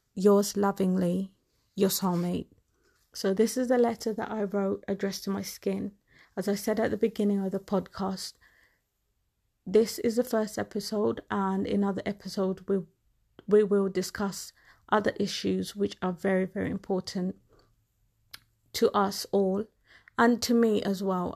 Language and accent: English; England, United Kingdom; I am a black woman, and I have grown up in England